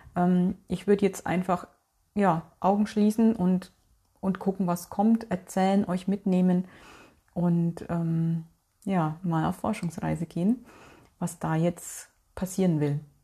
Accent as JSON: {"language": "German", "region": "North Rhine-Westphalia", "country": "Germany", "said": "bei uns in NRW"}